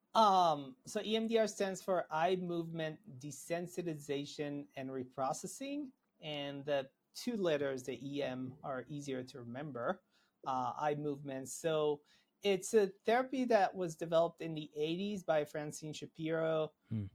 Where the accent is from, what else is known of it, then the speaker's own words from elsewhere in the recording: Israel; moved away as an adult; now in United States; I'm originally from Israel.